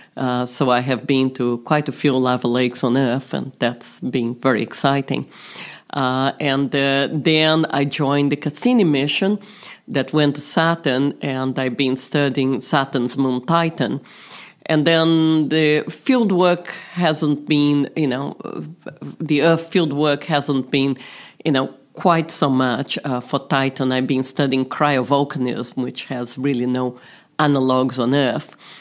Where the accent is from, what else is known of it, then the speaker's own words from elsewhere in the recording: Brazil; moved away; also born or lived in London; I was this little girl growing up in Brazil